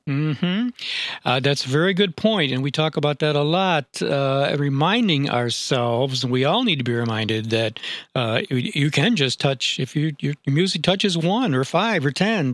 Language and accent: English; upstate New York, United States; moved away; I'm from upstate New York